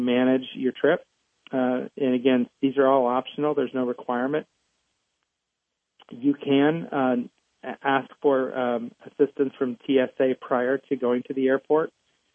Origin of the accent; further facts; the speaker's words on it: Muncie, Indiana, United States; I'm from Muncie, Indiana